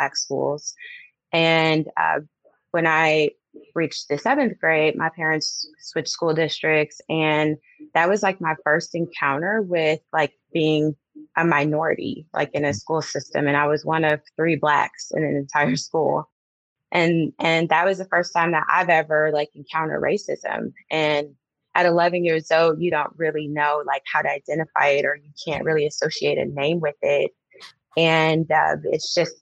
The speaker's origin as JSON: {"language": "English", "town": "Detroit", "region": "Michigan", "country": "United States", "tie": "born or raised there", "also_born_or_lived": "Southfield, Michigan", "moved": "as an adult", "lives_now": "Georgia, United States", "said": "I'm from Detroit, Michigan. My parents at some point later moved to a suburb, a city called Southfield, Michigan. And growing up, I grew up in a middle-class home."}